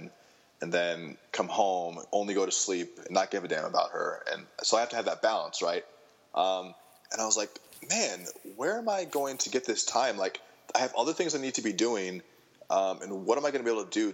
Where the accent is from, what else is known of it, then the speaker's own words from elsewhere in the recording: Michigan, United States; I grew up in Michigan